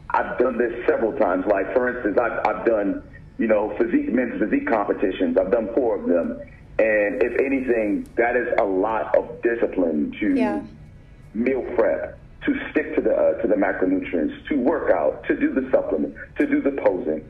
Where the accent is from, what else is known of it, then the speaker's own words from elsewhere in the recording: United States; me growing up as a black man in America